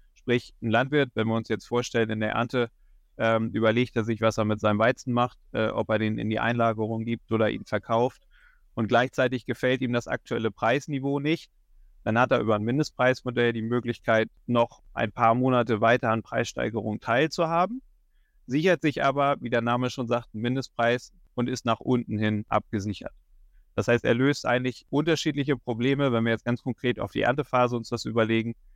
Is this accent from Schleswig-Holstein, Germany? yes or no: yes; Schleswig-Holstein, Germany; moved away as an adult; also born or lived in Kiel; now in Hildesheimer Börde, Germany; Bin ursprünglich aus Schleswig-Holstein